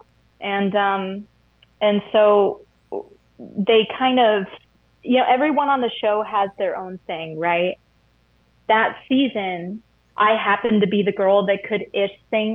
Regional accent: United States; also born or lived in Tennessee / Atlanta, Georgia; I grew up in Tennessee, or like Atlanta area

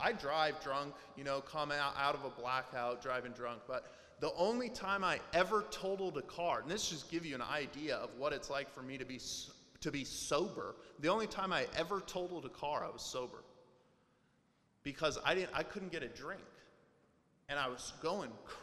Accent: Portland, Oregon, United States; also born or lived in Las Vegas, Nevada; I grew up in Portland. Even though I'm from Las Vegas, I grew up in Portland

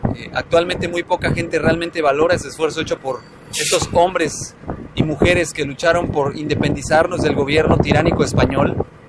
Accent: Mexico; México, del cual me siento orgulloso de pertenecer

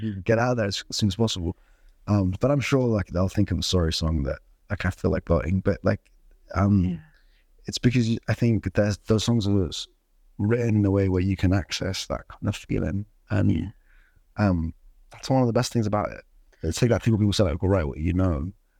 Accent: Sudan; like I'm from Sudan and there was like a war

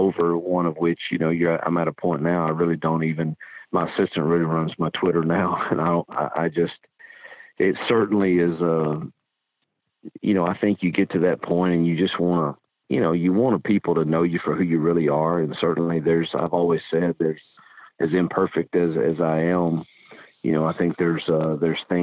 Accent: Mississippi, United States; moved away; my home state that I love and miss dearly

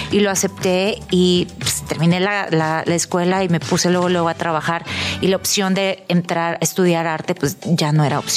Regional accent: Tijuana, Baja California, Mexico; Bueno, yo nací y crecí en Tijuana

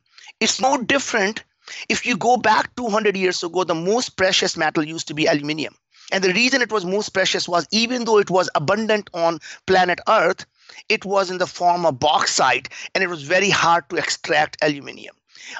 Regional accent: India; English is a second language; moved away as an adult; now in United States; I grew up in India. We were very, very poor. We didn't have food to eat. We didn't have anything. I came to the United States when I was 22, 35 years ago

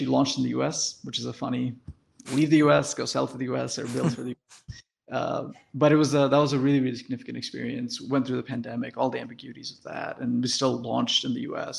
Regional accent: Detroit, Michigan, United States; also born or lived in India; I moved to the US at that point and lived in Detroit for that time and went to school there and did everything

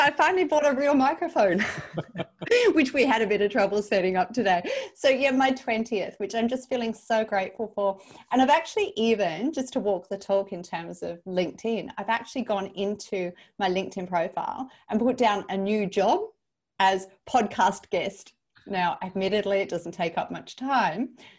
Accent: New Zealand; As a New Zealander, I always think of New Zealand as kind of a part of Australia.

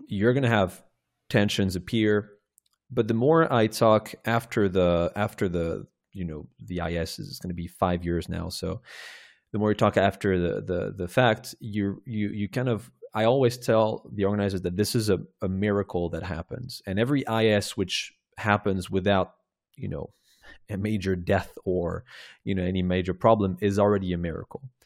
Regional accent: Rennes, Brittany, France; my hometown in Rennes

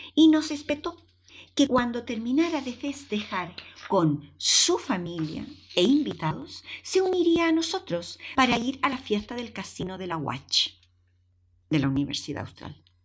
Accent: Chile; moved away as an adult; also born or lived in Valdivia, Chile / Viña del Mar, Chile / Madrid, Spain; la artesanía de mi país

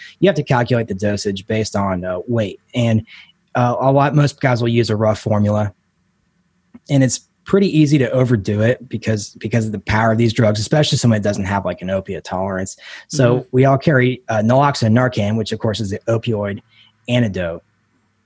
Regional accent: Ohio, United States; moved away as an adult; I moved back to Ohio at this point, to my hometown.

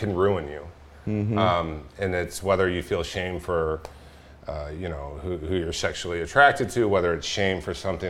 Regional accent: Orange County, California, United States; I grew up actually about 5 miles from here, from where we are right now

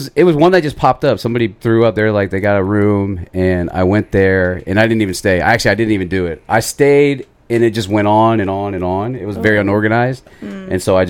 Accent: Northern Virginia, United States; moved away as an adult; also born or lived in Orlando, Florida; now in Florida, United States; I grew up in Virginia, and then I was in Orlando for 9 years

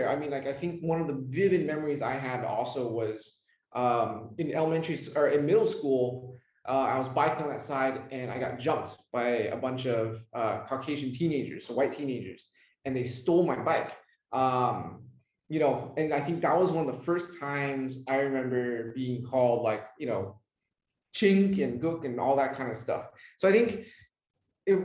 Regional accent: Westminster, California, United States; moved away as an adult; also born or lived in Fountain Valley, California; now in Vietnam; So I grew up in Southern California. I was born in Fountain Valley. I grew up in Westminster, and I think growing up in Southern California at that time was actually quite unique looking back. So I grew up in Southern California in the 80s and the 90s

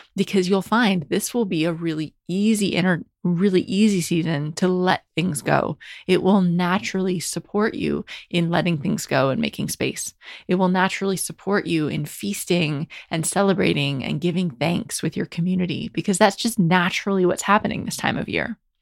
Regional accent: United States; grew up in America

